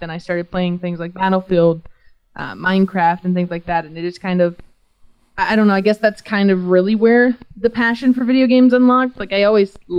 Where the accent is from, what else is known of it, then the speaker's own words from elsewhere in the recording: Georgia, United States; I'm from a little town in Georgia.